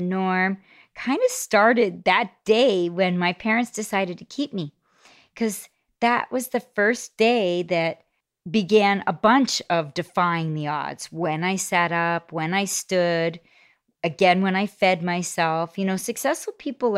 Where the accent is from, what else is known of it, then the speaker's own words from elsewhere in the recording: Toronto, Ontario, Canada; I grew up in Scarborough, Ontario, on this great street called Coxworth Crescent